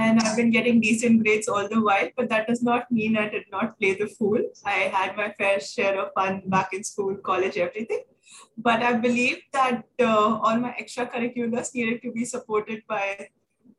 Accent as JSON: {"language": "English", "town": "Mumbai", "region": "Maharashtra", "country": "India", "tie": "born or raised there", "moved": "as an adult", "lives_now": "Delhi, India", "said": "I'm born and brought up in Mumbai, and I shifted to Delhi in February 2021"}